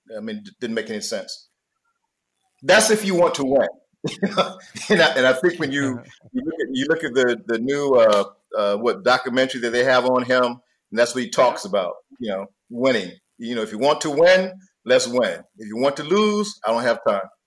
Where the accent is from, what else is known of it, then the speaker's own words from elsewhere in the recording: North Carolina, United States; I'm from North Carolina